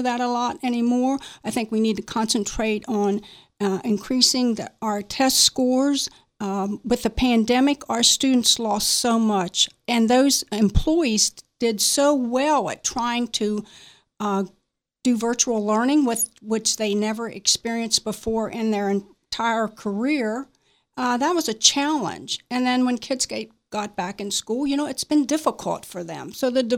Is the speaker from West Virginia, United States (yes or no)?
yes; Martinsburg, West Virginia, United States; I was born and raised in Berkeley County, Martinsburg